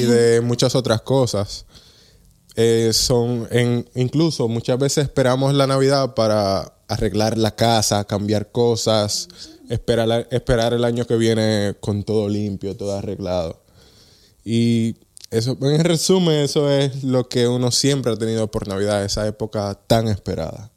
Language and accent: Spanish; Dominican Republic; now in Netherlands; yo el 95% de mi vida fue en República Dominicana. Yo nací aquí